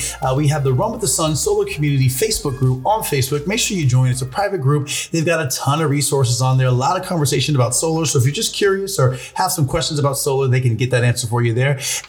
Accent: Alaska, United States; now in Arizona, United States; So I'm actually originally from Alaska.

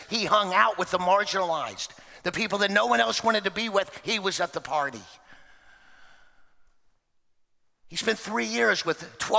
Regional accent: Oklahoma, United States; born there; also born or lived in Texas; Now, you know I've spent a lot of time in Texas, but I was born in Oklahoma, and my birth trumps where I lived.

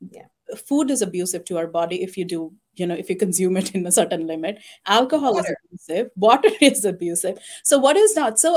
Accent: India; now in United States; I was born and raised in India

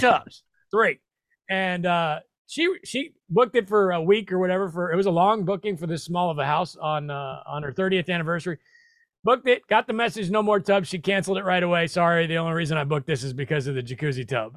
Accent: Nebraska, United States; also born or lived in New York City; now in Tennessee, United States; I moved to Tennessee from New York City, uh, by way of originally, uh, the Midwest, Nebraska, go Big Red

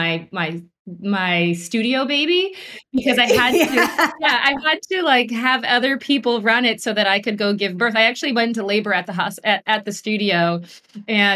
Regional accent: Vermont, United States; I grew up in Vermont and family of farmers

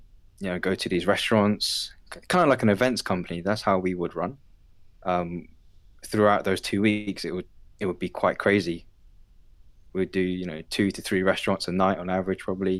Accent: United Kingdom; first language Cantonese; I grew up in the UK

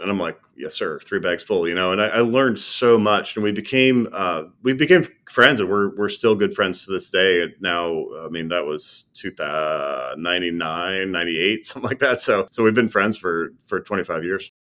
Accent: Minot, North Dakota, United States; I was born and raised in North Dakota, of all places, a place called Minot.

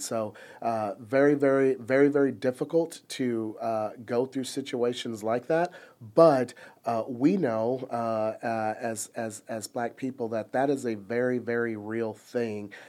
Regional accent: Plano, Texas, United States; growing up in Plano

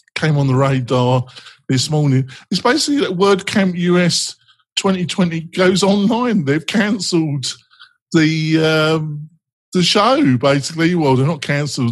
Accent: England, United Kingdom; I'm English.

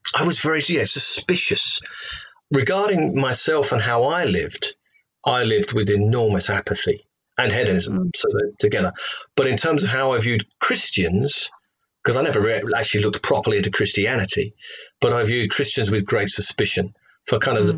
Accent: London, United Kingdom; accent: Cockney; moved away as an adult; also born or lived in Loughton, Essex; now in Hereford, United Kingdom; I'm from uh, um, London, England

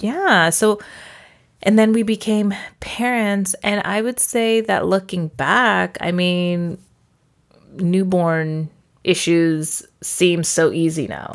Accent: Porterville, California, United States; moved away as an adult; I actually grew up in a town called Porterville

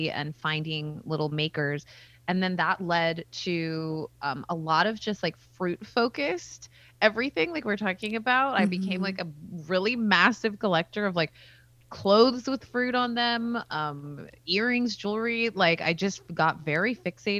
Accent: Bay Area, base of the Santa Cruz Mountains, California, United States; I'm from like kind of the base of the Santa Cruz Mountains

